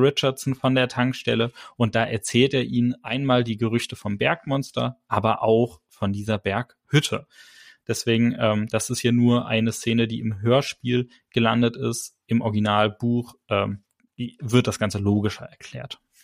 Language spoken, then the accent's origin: German; Germany; bei uns in Deutschland gibt es keine Adelstitel